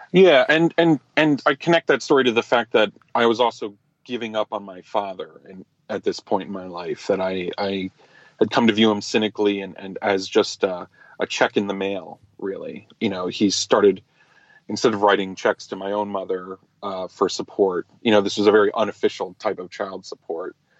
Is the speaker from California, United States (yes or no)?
no; New Jersey, United States; also born or lived in New York; I was raised in America, in New Jersey, and then in the suburbs in New York